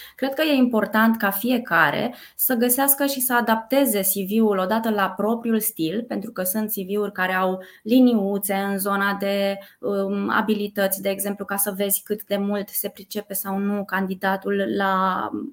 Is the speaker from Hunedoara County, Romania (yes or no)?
no; Brașov, Brașov County, Romania; moved away as an adult; now in Bucharest, Romania; Eu sunt din Brașov, Uh, de fel. M-am mutat în București acum 19 ani